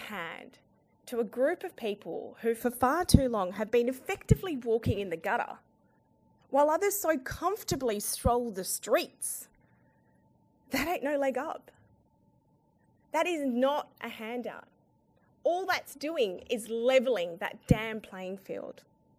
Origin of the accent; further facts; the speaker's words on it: Afghanistan; now in Australia; Now, as an Australian woman who's originally from Afghanistan and a Muslim, I get the triple whammy.